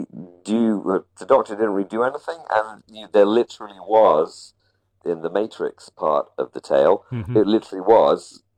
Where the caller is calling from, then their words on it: Hawaii, United States; I am calling in from the delightful tropical island of Maui in the Hawaiian archipelago, a colony of the United States of America.